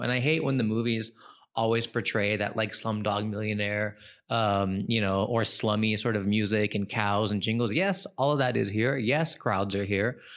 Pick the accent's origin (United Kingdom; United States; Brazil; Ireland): United States; California; moved away as an adult; also born or lived in New York; now in India; I grew up, born and raised in New York, raised in California, and then came here in two thousand and ten